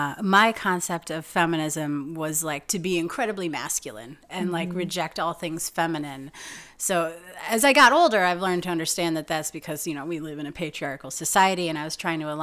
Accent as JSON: {"language": "English", "town": "Green Bay", "region": "Wisconsin", "country": "United States", "tie": "born or raised there", "moved": "yes", "lives_now": "Chicago, United States", "said": "growing up in Green Bay and Northeast Wisconsin"}